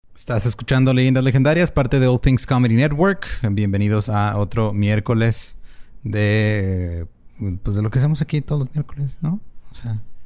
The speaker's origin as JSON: {"language": "Spanish", "town": "Ciudad Juárez", "region": "Chihuahua", "country": "Mexico", "tie": "born or raised there", "said": "yo nací en Ciudad Juárez y no en la Ciudad de México"}